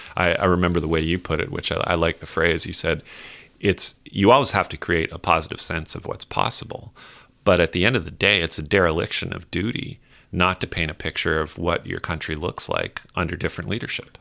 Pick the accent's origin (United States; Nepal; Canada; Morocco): Canada; as a Canadian, a Canadian citizen, a private Canadian citizen these days